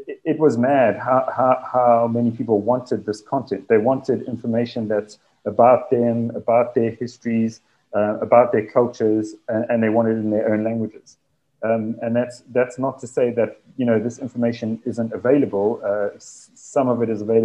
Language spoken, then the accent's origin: English; Durban, KwaZulu-Natal, South Africa; So I'm from Durban, which is in KwaZulu-Natal, which is a province in South Africa